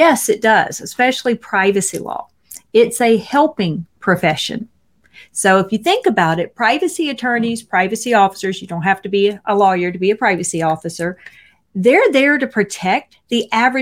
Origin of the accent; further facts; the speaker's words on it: Mississippi, United States; I'm from Mississippi.